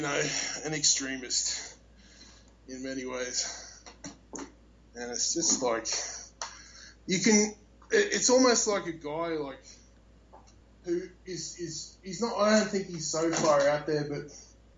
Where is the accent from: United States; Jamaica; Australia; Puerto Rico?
Australia; I'm Australian